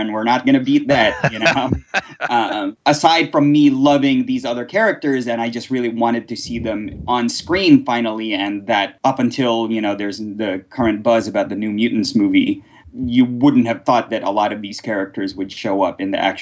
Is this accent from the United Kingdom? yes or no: no; Philippines; moved away; I was born in the Philippines during the 80s